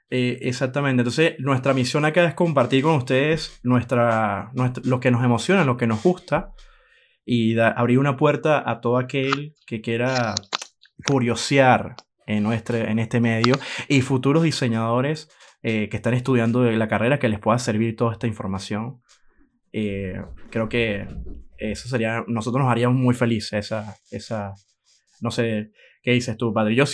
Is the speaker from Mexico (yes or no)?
no; Venezuela; di clases en la universidad en Venezuela, soy venezolano, eh, di clase en la Universidad José María Vargas en Venezuela